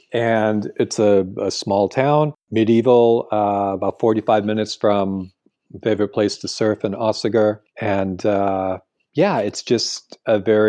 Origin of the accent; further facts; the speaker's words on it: California, United States; And of course, being a Californian where everything was built in the last 50 years